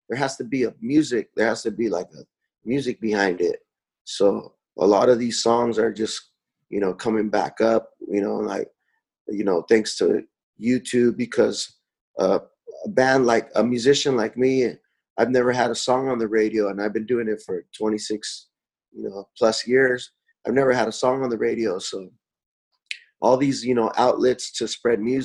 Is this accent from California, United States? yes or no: yes; San Diego, California, United States; we're border kids, we're crossing the border on the, you know, 3-4 times a week